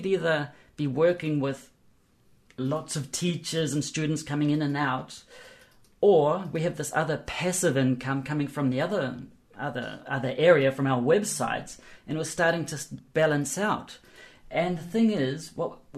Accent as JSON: {"language": "English", "country": "New Zealand", "said": "I'm from New Zealand"}